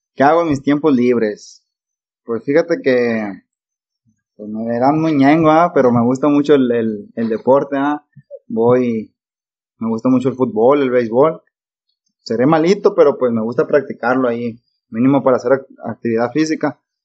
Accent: Nayarit, Mexico; also born or lived in Sinaloa; Me, considero de Sinaloa y de Nayarit. Ya que, pues, en Sinaloa fue donde nací y en Nayarit tengo casi 20 años viviendo. Tengo 24 años de edad.

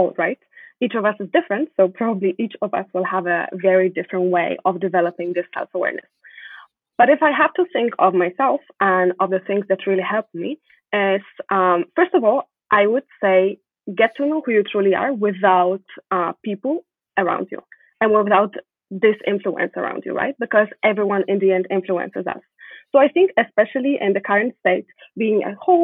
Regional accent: Poland; moved away as an adult; now in Montreal, Canada; I was born in Poland, but the most important part of my upbringing were my parents

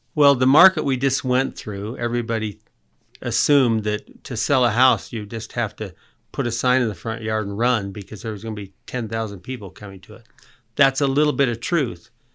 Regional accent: Murray, Utah, United States; also born or lived in San Diego; I was born here in Murray, lived in San Diego. In fact, I grew up just about two blocks from here

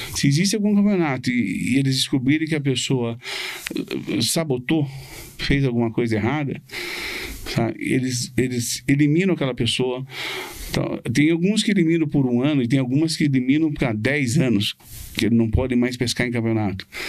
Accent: Curitiba, Paraná, Brazil; moved away as an adult; also born or lived in Florida, United States; nascido e criado aqui

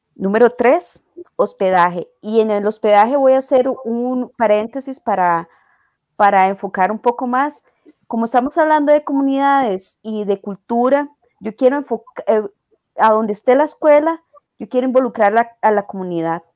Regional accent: Costa Rica; yo digo que soy de Costa Rica

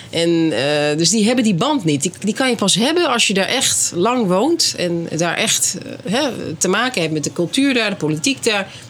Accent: Netherlands; Ja, want jij bent hier geboren en opgegroeid. Ja, en getogen.

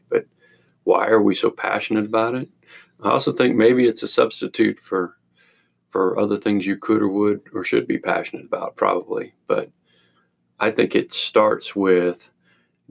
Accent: Arkansas, United States; I grew up in Arkansas

